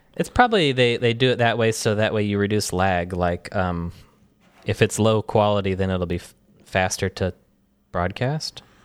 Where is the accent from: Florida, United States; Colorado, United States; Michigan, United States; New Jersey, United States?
Michigan, United States; moved away as an adult; also born or lived in New York; growing up in Michigan